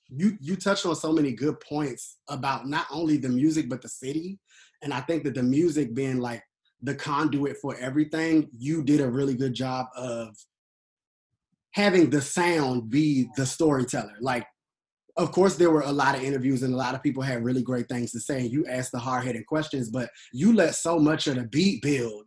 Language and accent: English; Washington, District of Columbia, United States; also born or lived in Atlanta; I was born and raised in Southeast. I live in Southeast right now